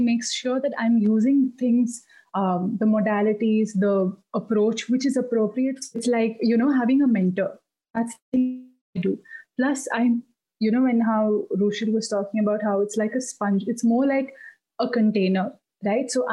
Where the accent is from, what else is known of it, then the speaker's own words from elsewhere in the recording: Bangalore, Karnataka, India; also born or lived in Mangalore; So till fifth, I was in Mangalore, and then we moved to Bangalore